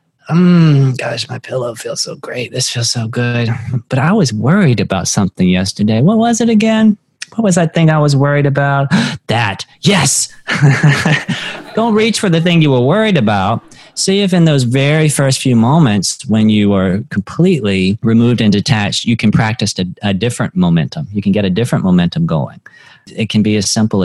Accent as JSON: {"language": "English", "region": "North Carolina", "country": "United States", "said": "I'm from North Carolina. People hunt there."}